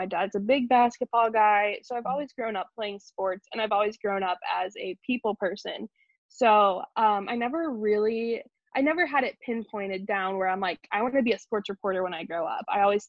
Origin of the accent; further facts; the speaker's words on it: Wichita, Kansas, United States; also born or lived in New York; No. So I am from New York originally, but we moved to Wichita, Kansas when I was a baby.